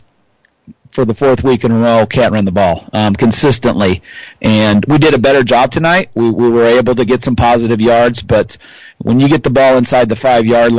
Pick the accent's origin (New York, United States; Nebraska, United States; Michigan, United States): Nebraska, United States; Columbus; now in Hastings, United States; I'm actually from Columbus, so it's good to play some of the schools from where I grew up for a while when I was a child